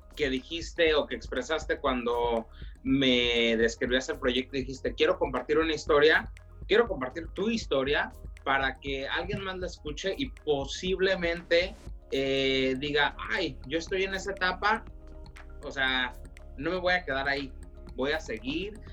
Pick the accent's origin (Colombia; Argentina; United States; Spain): United States; Woodland, California; also born or lived in Hanford, California; a muy temprana edad mis padres decidieron venirse para el norte de California, aquí a Woodland